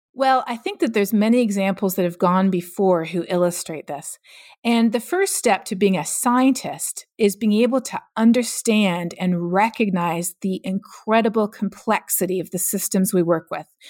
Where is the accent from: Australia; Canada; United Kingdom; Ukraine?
Canada; moved away as an adult; now in United States; growing up in Canada.